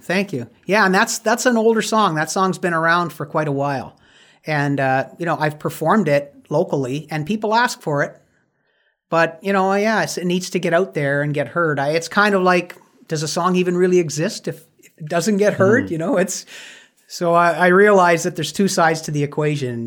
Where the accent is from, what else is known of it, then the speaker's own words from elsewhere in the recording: Windsor, Ontario, Canada; my hometown of Windsor, Ontario